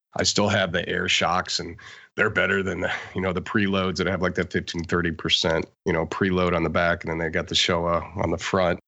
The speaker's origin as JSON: {"language": "English", "town": "Denver", "region": "Colorado", "country": "United States", "tie": "born or raised there", "said": "I grew up in Denver"}